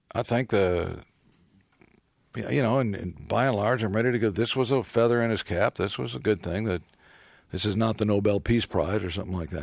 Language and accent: English; Texas, United States; I'm often called the only good thing that ever came out of Texas